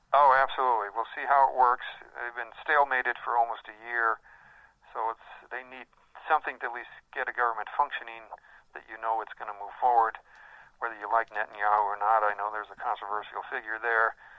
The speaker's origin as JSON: {"language": "English", "town": "Chicago", "region": "Illinois", "country": "United States", "tie": "born or raised there", "said": "I was raised in the Chicago area"}